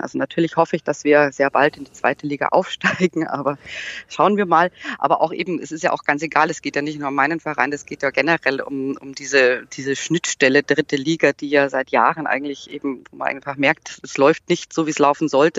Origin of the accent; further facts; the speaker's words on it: Munich, Bavaria, Germany; ich komme aus München